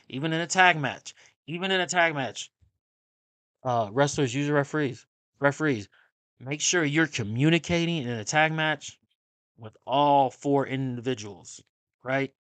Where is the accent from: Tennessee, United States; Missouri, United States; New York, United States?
Missouri, United States; Kansas City; I'm from Kansas City